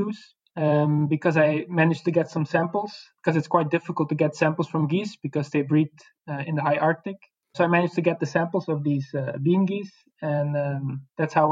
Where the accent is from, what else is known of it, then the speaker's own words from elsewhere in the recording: Belgium; moved away as an adult; now in Netherlands; I'm a researcher from Belgium, but at the moment I'm working in the Netherlands